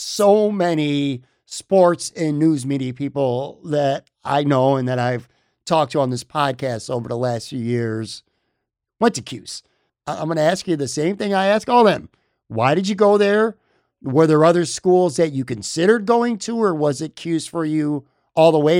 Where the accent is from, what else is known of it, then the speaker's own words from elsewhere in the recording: Buffalo, New York, United States; moved away as an adult; now in Florida, United States; born and raised in Buffalo